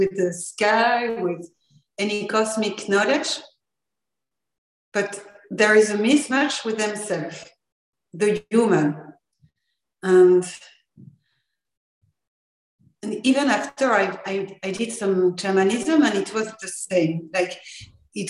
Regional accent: France; English is a second language; I'm from France, so I'm already sorry for my accent

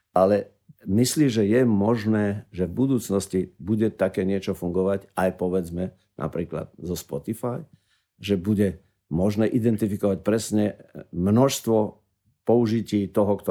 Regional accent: Slovakia; my slovenskí autori s tým veľmi nekomunikujeme

